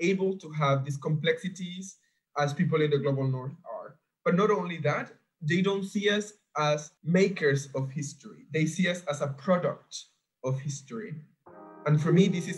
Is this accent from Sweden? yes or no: no; Panama; now in Europe; I'm from Panama